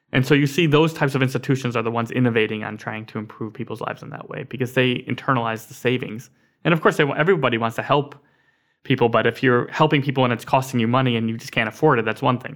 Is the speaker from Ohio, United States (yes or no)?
no; Scranton, Pennsylvania, United States; Scranton, Pennsylvania, which is my hometown